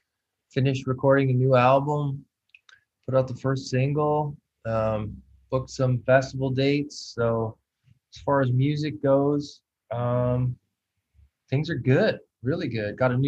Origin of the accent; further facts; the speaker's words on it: Canada; moved away as an adult; now in Los Angeles, United States; No, I stayed here. And Canada, to me, was more strict anyway